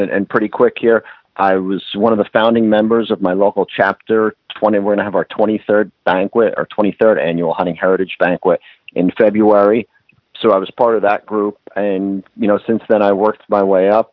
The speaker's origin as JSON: {"language": "English", "region": "New Jersey", "country": "United States", "tie": "born or raised there", "said": "I live, born and raised in New Jersey"}